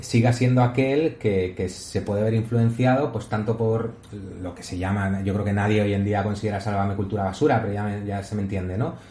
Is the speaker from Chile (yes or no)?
no; Spain; como español